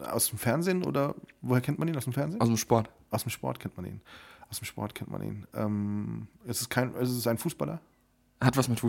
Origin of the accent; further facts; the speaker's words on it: Rhineland, Germany; als gebürtiger Rheinländer